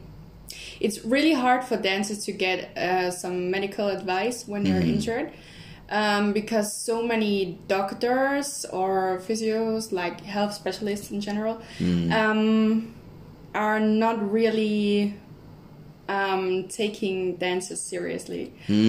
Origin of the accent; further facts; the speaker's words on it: Innsbruck, Tyrol, Austria; I'm from Innsbruck, Tyrol. So that's like in the west end of Austria.